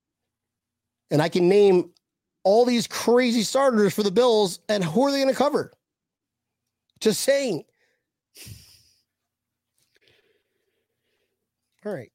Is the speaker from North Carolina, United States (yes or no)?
no; Buffalo, New York, United States; we're from Buffalo